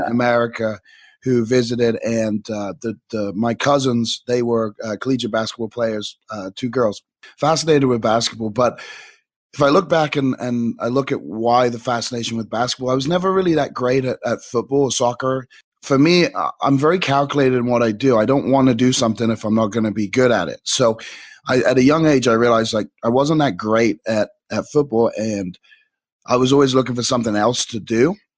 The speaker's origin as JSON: {"language": "English", "region": "England", "country": "United Kingdom", "tie": "born or raised there", "said": "growing up in England"}